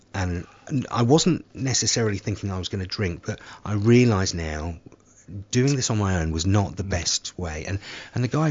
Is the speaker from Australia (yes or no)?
no; Somerset, South West England, United Kingdom; moved away; my hometown of in Somerset